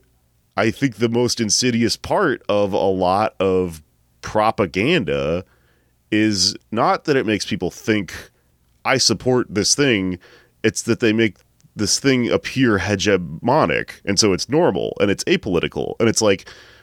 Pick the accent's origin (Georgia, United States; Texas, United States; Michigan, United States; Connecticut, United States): Texas, United States; I grew up in Texas.